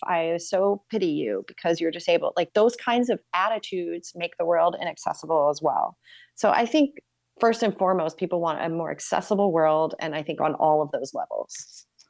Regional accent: New York, United States; as a New Yorker

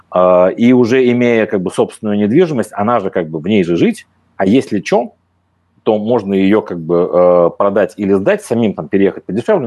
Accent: Moscow, Russia; moved away as an adult; now in Slovenia; я москвич, я как бы москвич по некоторым линиям в четвертом поколении, я как бы не лишен любви к своему родному городу

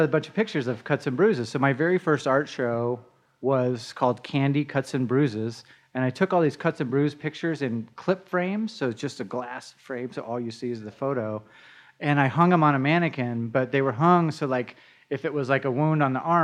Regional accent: Denver, Colorado, United States; I'm a Denver native. I was born right on Colorado Boulevard. And grew up in Denver. I've never moved out of state

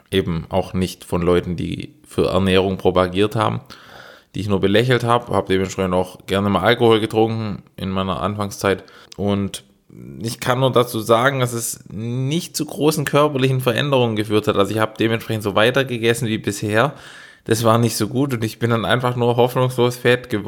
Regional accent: Baden-Württemberg, Germany; ich bin Schwabe

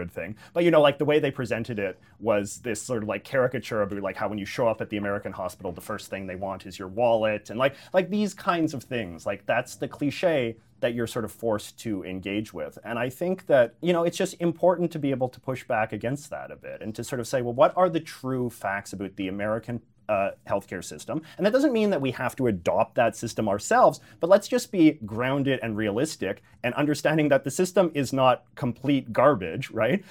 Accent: British Columbia, Canada; as a British Columbian

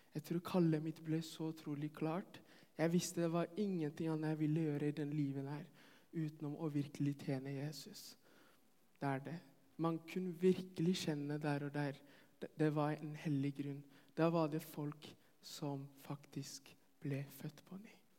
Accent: Ethiopia; now in Norway; jeg kommer fra Etiopia.

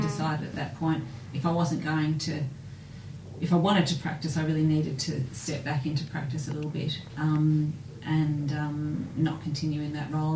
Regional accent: Melbourne, Victoria, Australia; being born and bred in Melbourne

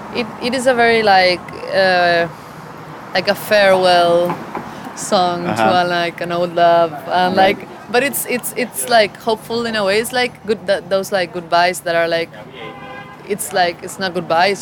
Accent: Buenos Aires, Argentina; I'm from Buenos Aires, Argentina.

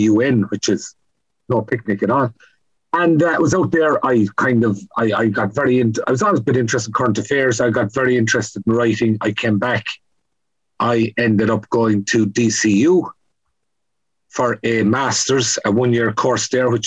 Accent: County Kerry, Munster, Ireland; moved away; also born or lived in Donegal / Cork / England / Scotland; I grew up in Carsaigh in County Kerry. My family moved for a brief period to Donegal and ended up in Cork.

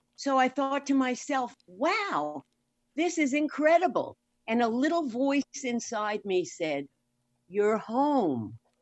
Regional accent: New York, United States; moved away; also born or lived in Florida / California; I'm born and raised in New York, lived in Florida, moved to California

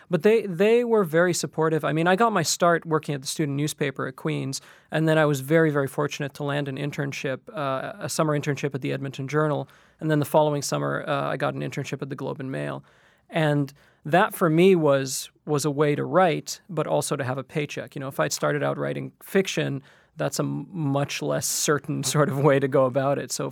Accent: Qatar; moved away as an adult; now in Canada; I grew up in Qatar in the Middle East, and the idea was that you would go to school and then you would become a lawyer or an engineer or a manager of some sort.

